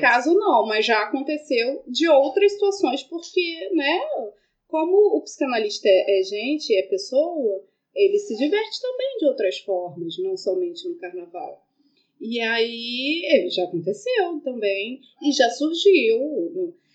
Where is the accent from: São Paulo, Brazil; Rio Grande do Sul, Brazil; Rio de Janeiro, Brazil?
Rio de Janeiro, Brazil; also born or lived in Lapa, Rio de Janeiro; A gente é do Morro de São Carlos, e Estácio, a primeira escola de samba do mundo